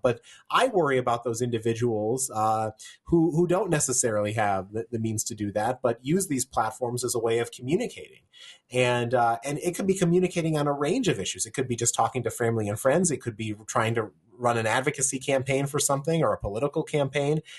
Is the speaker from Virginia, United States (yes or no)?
yes; Virginia, United States; in my home state of Virginia